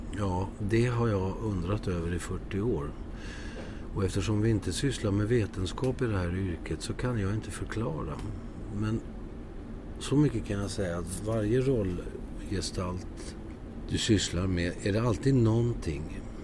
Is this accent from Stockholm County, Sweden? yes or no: yes; Södertälje, Stockholm County, Sweden; moved away; also born or lived in Landskrona; jag växte upp i Södertälje